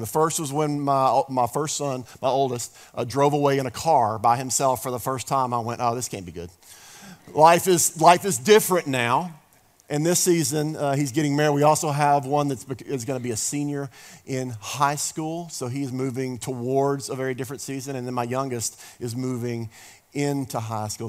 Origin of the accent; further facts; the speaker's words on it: the South, United States; we're from the South here